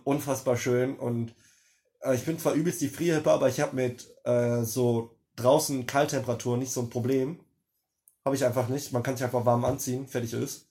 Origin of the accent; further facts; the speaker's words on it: Germany; wo ich aufgewachsen bin. In Grüten.